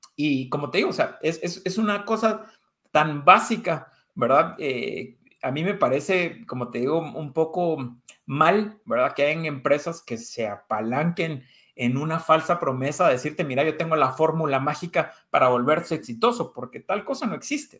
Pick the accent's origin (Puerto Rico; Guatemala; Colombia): Guatemala; also born or lived in Spain; como guatemaltecos